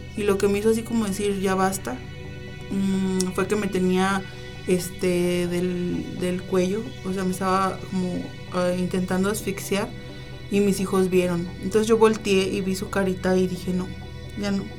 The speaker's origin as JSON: {"language": "Spanish", "town": "León", "region": "Guanajuato", "country": "Mexico", "tie": "born or raised there", "also_born_or_lived": "Manzanillo", "moved": "yes", "said": "soy nacida aquí, en León, pero viví muchos años en Manzanillo"}